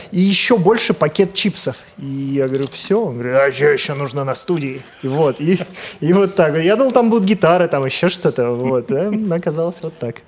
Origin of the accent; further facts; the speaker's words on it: Volgograd, Volgograd Oblast, Russia; я из Волгограда сам